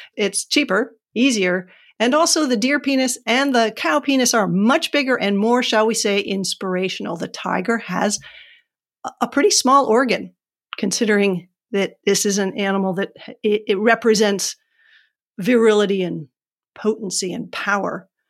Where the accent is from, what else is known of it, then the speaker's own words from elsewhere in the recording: New Hampshire, United States; I'm from New Hampshire